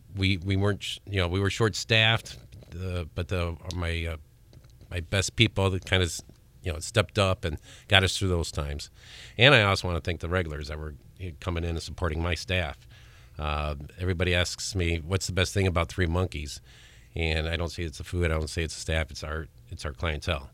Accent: Crown Point, Indiana, United States; I'm from Crown Point.

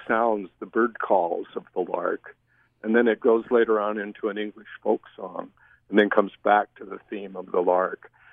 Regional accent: Millville, Utah, United States; I grew up in Millville

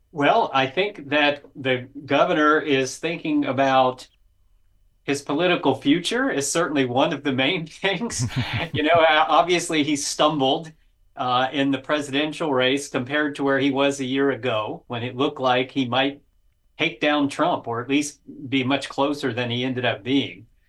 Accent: Florida, United States; born and raised in Florida

